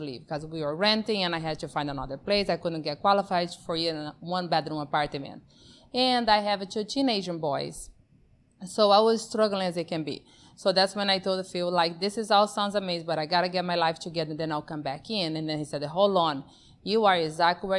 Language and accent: English; Brazil; also born or lived in Amazon; now in United States; born and raised in Brazil, that's where my accent comes from